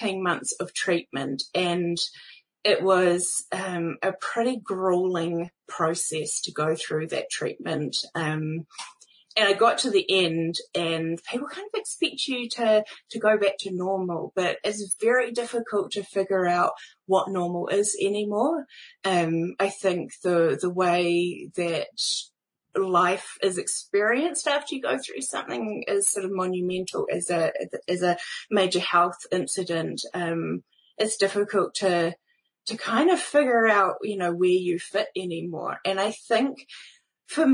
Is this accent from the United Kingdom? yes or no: no; New Zealand; I am a Kiwi podcaster